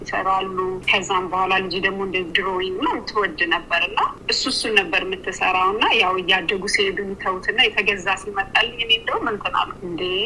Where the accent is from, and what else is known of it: Ethiopia; now in Sydney, Australia